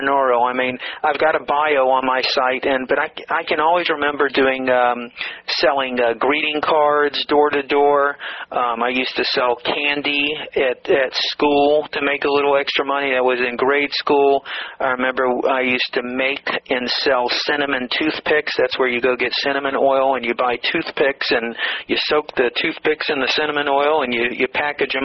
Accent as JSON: {"language": "English", "town": "Atlanta", "region": "Georgia", "country": "United States", "tie": "born or raised there", "said": "I grew up in a middle-class neighborhood in Atlanta, Georgia"}